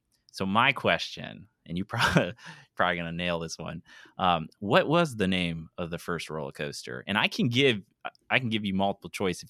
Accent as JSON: {"language": "English", "region": "Tennessee", "country": "United States", "said": "I'm from Tennessee."}